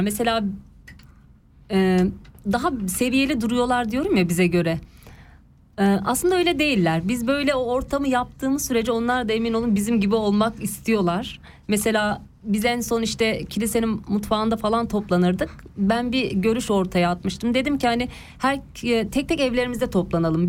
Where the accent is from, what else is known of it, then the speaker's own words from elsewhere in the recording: Ankara, Turkey; moved away as an adult; now in Switzerland; ben e, doğma büyüme Ankaralıyım.